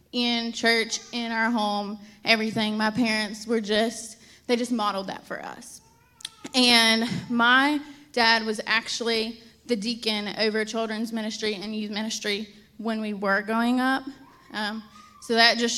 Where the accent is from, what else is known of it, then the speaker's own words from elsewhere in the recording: Statesville, North Carolina, United States; also born or lived in Nashville, Tennessee; So I grew up in Statesville, about 45 minutes from here. I lived in Statesville my whole life until I went off to college.